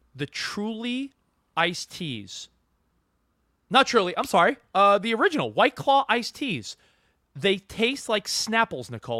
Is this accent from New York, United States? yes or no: yes; Long Island, New York, United States; moved away as an adult; also born or lived in Manhattan / Hoboken, New Jersey / Brooklyn; now in California, United States; I grew up on Long Island.